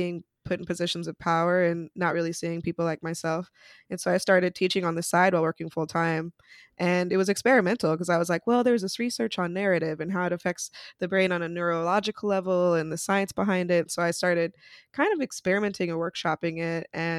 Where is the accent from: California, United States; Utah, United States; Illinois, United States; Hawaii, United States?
Utah, United States; moved away as an adult; now in New York City, United States; so I'm originally from Utah, which is definitely a place that you don't really see a lot of Black folks, but there till I was 18. And then I moved to New York City